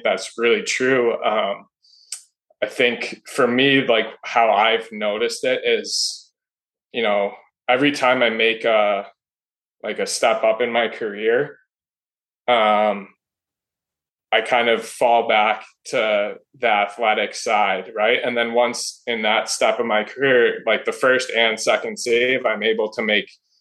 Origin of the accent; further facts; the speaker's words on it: Elmbrook, Wisconsin, United States; I played for my local club team until about fifth grade, just the Elmbrook Eagles, like my hometown